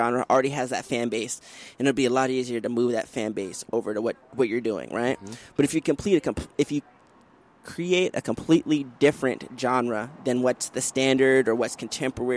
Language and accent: English; Washington, District of Columbia, United States; I'm originally from the Washington, D.C. area